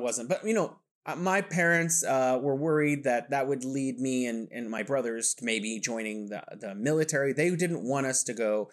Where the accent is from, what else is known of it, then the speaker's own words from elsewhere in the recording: California, United States; now in Wuhan, China; I'm from California, and I'm living here in beautiful Wuhan, China.